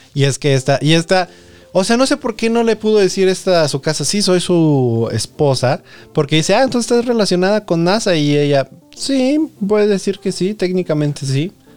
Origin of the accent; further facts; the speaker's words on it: Nayarit, Mexico; Yo que soy de Nayarit